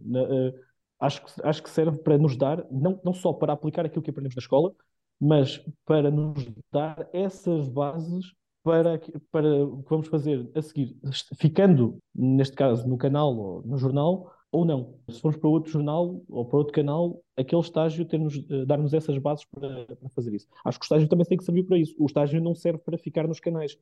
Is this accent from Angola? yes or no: no; Carregal do Sal, Centro, Portugal; moved away as an adult; also born or lived in Viseu / Lisbon; eu sou de Carregal, sou de, muito, sou de muito perto